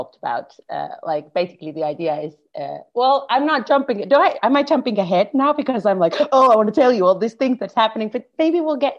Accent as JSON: {"language": "English", "town": "Karstula", "region": "Central Finland", "country": "Finland", "also_born_or_lived": "Jyväskylä, Finland", "first_language": "Finnish", "second_language": "English", "moved": "yes", "said": "I'm originally from a place called Karstula, which is a very, very small, like less than 5,000 people. And then I moved into a bigger city in Finland standards, which is about 100,000 people. That one was called Jyväskylä. So I lived there for quite some time."}